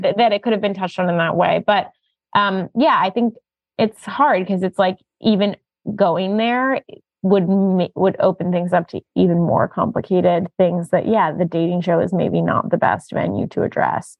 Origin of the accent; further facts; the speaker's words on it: United States; as an American Jew